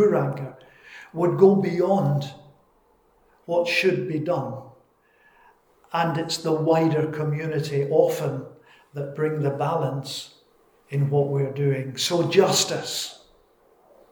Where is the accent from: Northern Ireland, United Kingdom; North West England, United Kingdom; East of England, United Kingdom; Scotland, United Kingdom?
Scotland, United Kingdom; I'm Scottish. It's my culture.